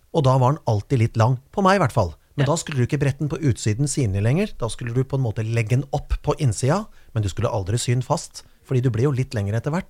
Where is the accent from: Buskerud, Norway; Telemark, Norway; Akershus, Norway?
Buskerud, Norway; Kongsberg; Og det var noe, sånn som På Kongsberg, der jeg kommer fra, så var det på en måte, plutselig så var det noen som plutselig klipte den rottehalen.